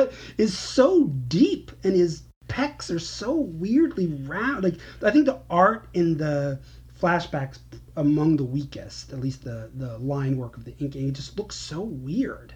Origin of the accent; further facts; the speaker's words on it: New York, United States; moved away as an adult; I'm a New Yorker. I don't, might not live there currently, but the vast majority of my life, and up till very recently, I lived in New York